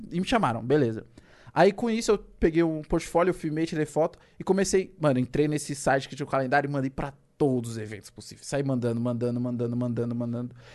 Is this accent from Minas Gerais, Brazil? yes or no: no; Rio de Janeiro, Brazil; Eu moro aqui, eu sou do Rio. Pode confiar em mim.